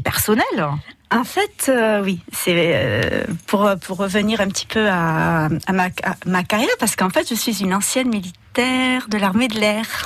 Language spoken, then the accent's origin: French; Bourg-Madame, Occitania, France; moved away as an adult; now in Canet-en-Roussillon, France; je suis originaire de Bourg-Madame